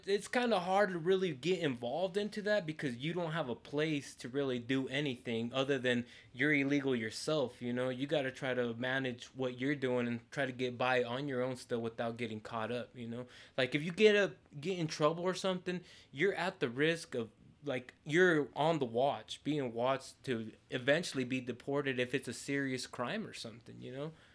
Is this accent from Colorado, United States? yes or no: yes; Montrose, Colorado, United States; also born or lived in Mexico; I grew up my whole life here in Montrose